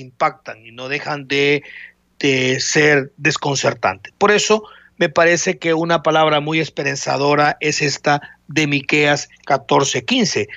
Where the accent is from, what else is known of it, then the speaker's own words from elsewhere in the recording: El Salvador; como salvadoreños